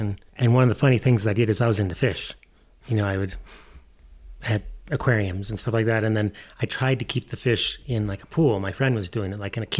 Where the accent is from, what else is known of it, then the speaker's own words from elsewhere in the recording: outside of Detroit, Michigan, United States; moved away; I grew up outside of Detroit, Michigan